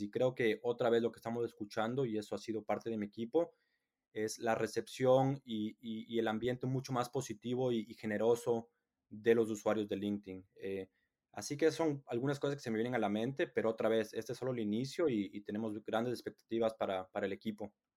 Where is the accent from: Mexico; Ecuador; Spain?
Ecuador; now in England; soy latino, soy de Ecuador